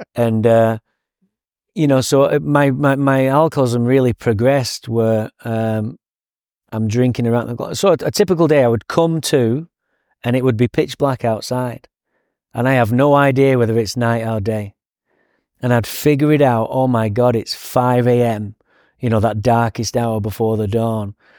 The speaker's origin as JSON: {"language": "English", "region": "England", "country": "United Kingdom", "moved": "yes", "lives_now": "Santa Barbara, United States", "said": "Now I'm English"}